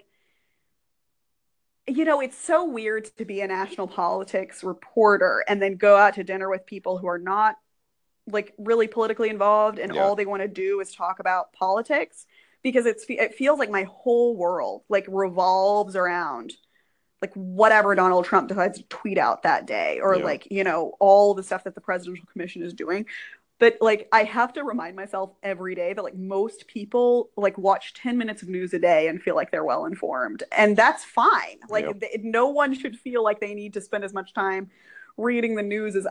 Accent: Texas, United States; I am from Texas

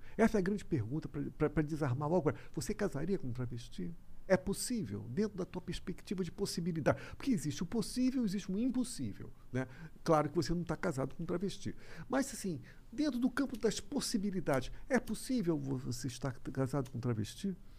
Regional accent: Rio de Janeiro, Brazil; eu sou carioca

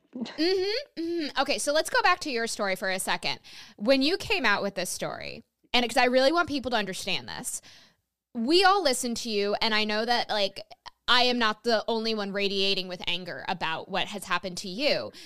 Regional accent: New York, United States; my home state of New York

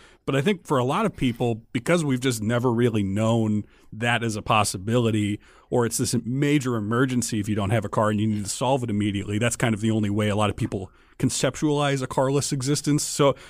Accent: Midwest, United States; but I do know from my experience as a Midwesterner that we maybe uniquely adore our cars

